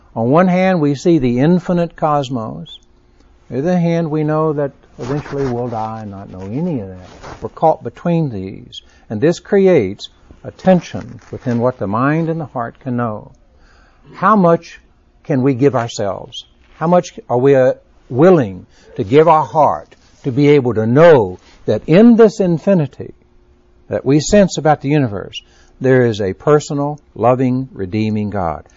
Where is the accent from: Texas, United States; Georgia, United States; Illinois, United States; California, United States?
Texas, United States; Being a Texan